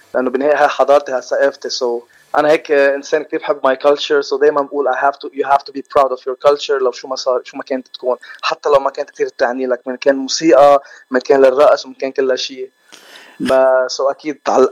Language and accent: Arabic; Lebanon; now in Los Angeles, United States; انا از لبناني وخلقان بلبنان وربيان بلبنان